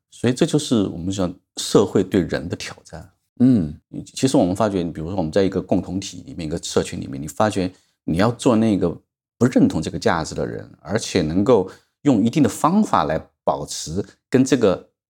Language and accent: Chinese; China; 我们中国人常常讲到了一点年纪，你会，呃，认命